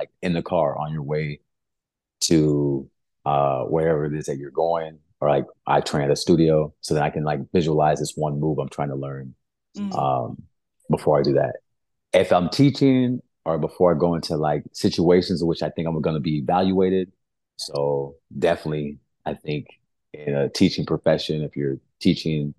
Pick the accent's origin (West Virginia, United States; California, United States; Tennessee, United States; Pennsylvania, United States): California, United States; Brawley; moved away as an adult; also born or lived in Santa Cruz, California / San Jose, California; now in Miami, United States; I'm originally from California. So born and raised West Coast, Best Coast